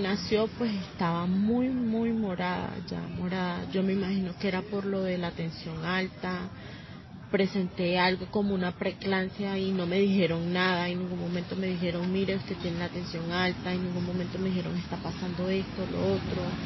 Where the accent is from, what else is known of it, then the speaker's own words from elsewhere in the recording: Venezuela; moved away as an adult; also born or lived in Bogotá, Colombia; now in Villavicencio, Colombia; el país de donde vengo, de Venezuela